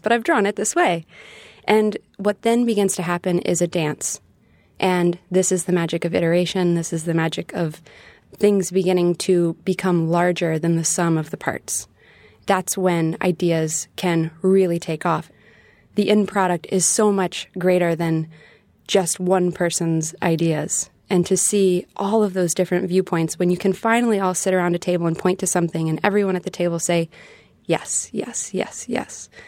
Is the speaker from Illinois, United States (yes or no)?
no; Dallas, Texas, United States; moved away as an adult; also born or lived in Nashville, Tennessee; Growing up in Texas, traveling around to the different parts of Texas